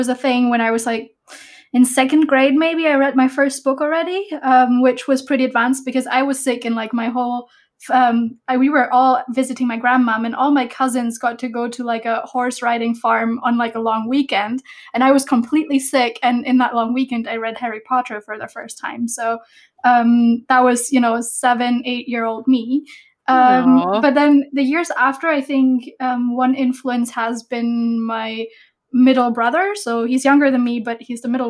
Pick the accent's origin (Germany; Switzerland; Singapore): Germany; now in Copenhagen, Denmark; I am from Germany, though I am living in Copenhagen now